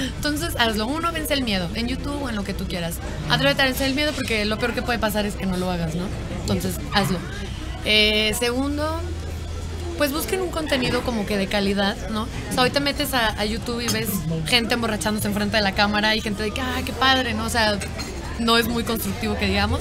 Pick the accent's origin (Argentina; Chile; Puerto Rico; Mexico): Mexico; somos tres de México